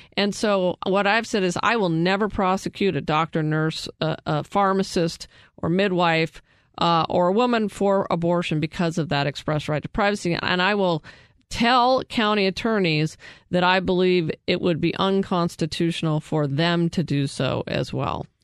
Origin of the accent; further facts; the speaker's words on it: Prescott, Arizona, United States; my hometown of Prescott